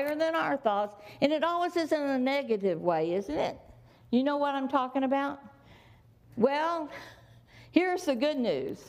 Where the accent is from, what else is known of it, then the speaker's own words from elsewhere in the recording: the South, United States; I was raised in the South